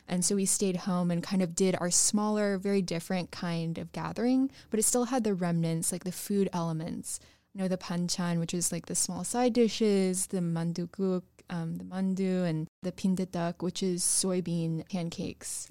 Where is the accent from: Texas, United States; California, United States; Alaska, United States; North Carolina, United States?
Texas, United States; North; I grew up in North Texas